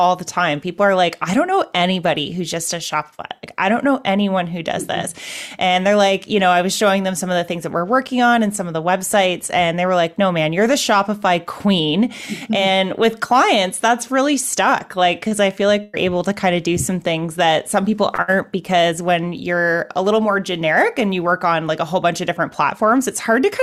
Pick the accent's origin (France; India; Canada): Canada; I'm a Canadian